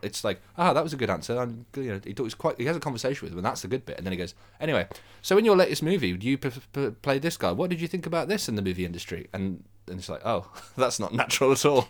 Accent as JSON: {"language": "English", "town": "Birmingham", "region": "West Midlands", "country": "United Kingdom", "said": "I'm from Birmingham."}